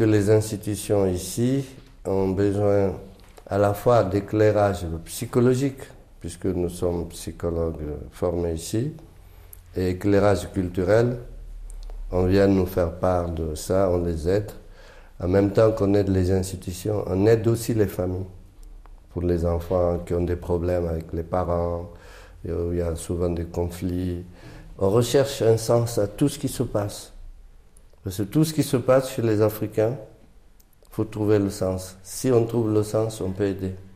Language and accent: French; Guinea; now in Paris, France; je suis Peul de Guinée